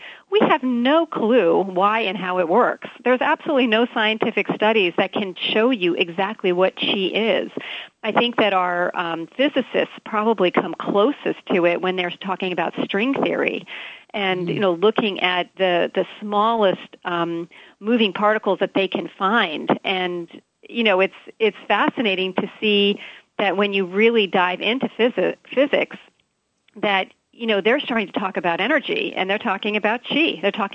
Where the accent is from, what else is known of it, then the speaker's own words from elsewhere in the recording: Hawaii, United States; Here in Hawaii, I'm from Hawaii